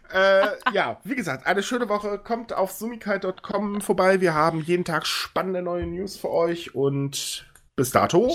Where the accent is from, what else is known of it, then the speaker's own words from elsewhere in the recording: Northern Germany, Germany; now in Cologne, Germany; Ich bin ja so Fischkopf, der sich nur nach Köln verirrt hat.